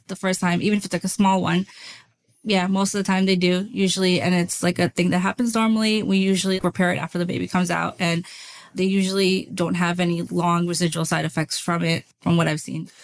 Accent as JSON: {"language": "English", "town": "New York City", "region": "New York", "country": "United States", "tie": "born or raised there", "also_born_or_lived": "North Carolina", "moved": "as an adult", "said": "I was born and raised in Brooklyn, New York"}